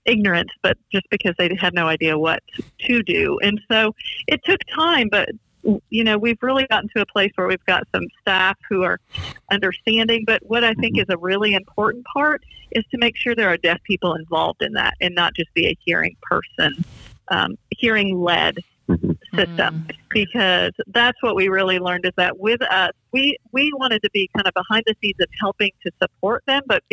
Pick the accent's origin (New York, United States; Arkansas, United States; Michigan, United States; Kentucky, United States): Michigan, United States; Kentwood; I'm from Grand Rapids, Michigan. Kentwood, actually